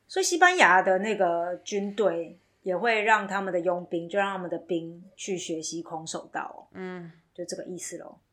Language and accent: Chinese; Chiayi, Taiwan; 因为你知道我是嘉义人嘛，所以是比较少去北港一些